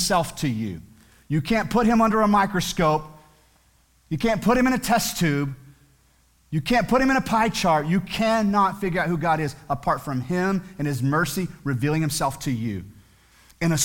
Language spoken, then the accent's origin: English; United States; as American citizens